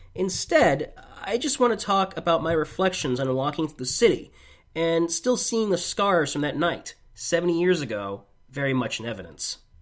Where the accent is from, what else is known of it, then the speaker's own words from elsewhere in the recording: United States; As an American